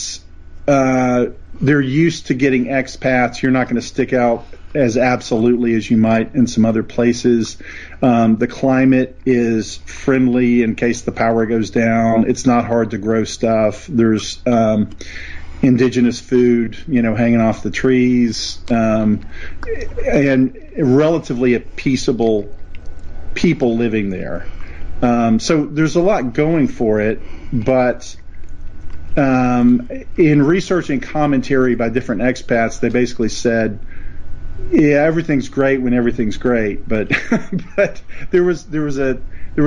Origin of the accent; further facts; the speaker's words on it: East Tennessee, United States; moved away; where I grew up in East Tennessee